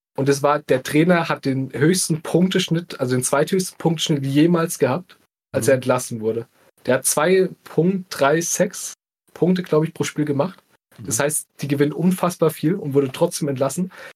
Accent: Bavaria, Germany; wir kommen ja auch aus Bayern

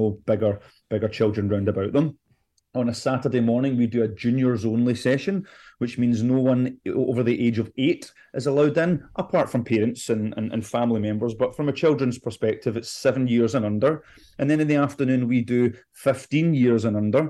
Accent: Scotland, United Kingdom; moved away; I'm originally from Scotland

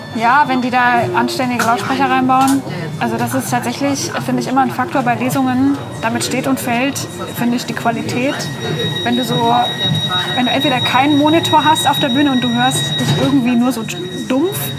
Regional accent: near Stuttgart, Baden-Württemberg, Germany; moved away; also born or lived in Leipzig; ich bin in der Nähe von Stuttgart geboren, habe in Leipzig nur studiert

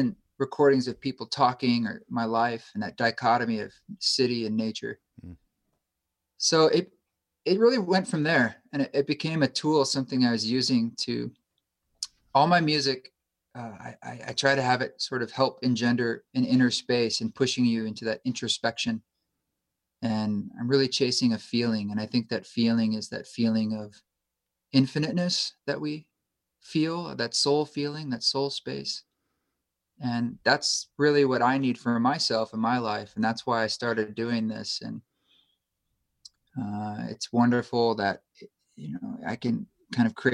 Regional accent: Oregon, United States; moved away as an adult; also born or lived in New York City; I grew up in Oregon

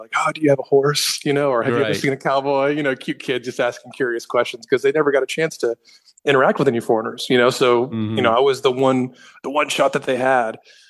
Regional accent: the South, United States; Because, you know, growing up in the South, you know, you can kind of be anonymous

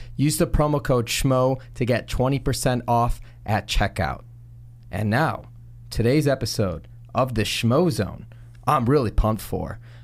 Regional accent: Chicago, Illinois, United States; I'm from Chicago

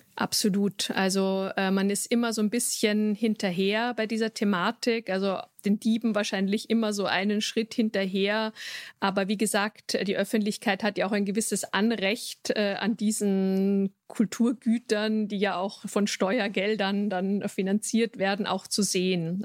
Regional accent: Vienna, Austria; ich selbst bin Wienerin

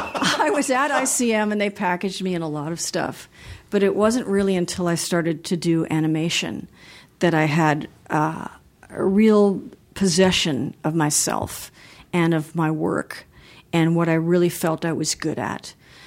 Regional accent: Los Angeles, California, United States; also born or lived in Beverly Hills; Well, I grew up in Los Angeles. I grew up part of the time in Beverly Hills.

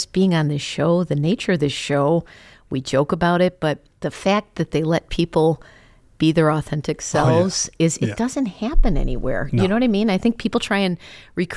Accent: Chicago, Illinois, United States; I grew up in Chicago

